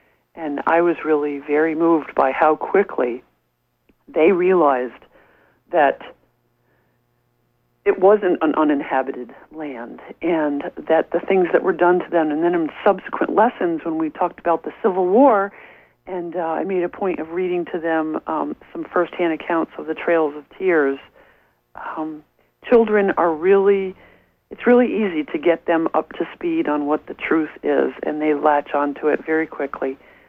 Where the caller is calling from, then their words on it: Brooklyn, New York, United States; I'm calling from Brooklyn. My husband and I are new to the area